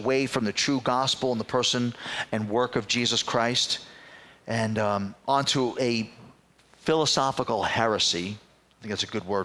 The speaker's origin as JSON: {"language": "English", "town": "New York City", "region": "New York", "country": "United States", "tie": "born or raised there", "said": "I was growing up in the Bronx as a kid"}